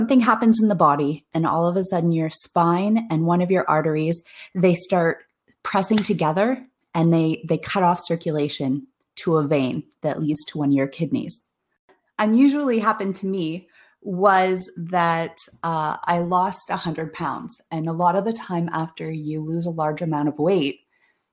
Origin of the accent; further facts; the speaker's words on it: Toronto, Ontario, Canada; I'm from Toronto, Ontario